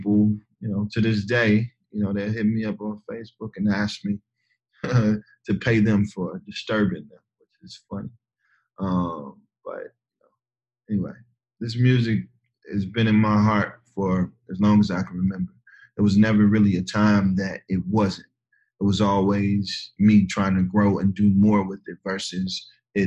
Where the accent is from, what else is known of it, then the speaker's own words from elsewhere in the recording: Ferguson, Missouri, United States; also born or lived in Kinloch, Missouri; I come from Ferguson